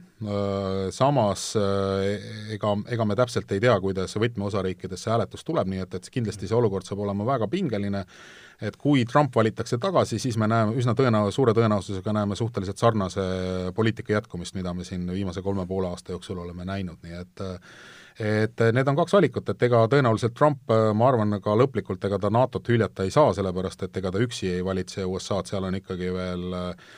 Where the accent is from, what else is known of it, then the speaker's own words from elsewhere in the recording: Estonia; ma olen Eestist